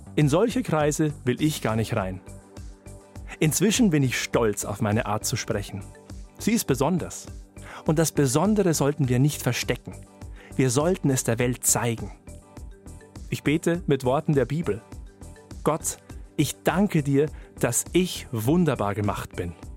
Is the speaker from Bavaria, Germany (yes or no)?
yes; Upper Palatinate, Bavaria, Germany; accent: rolling R; moved away; Ich bin Oberpfälzer. Das vergesse ich nur manchmal, denn ich wohne schon länger nicht mehr dort.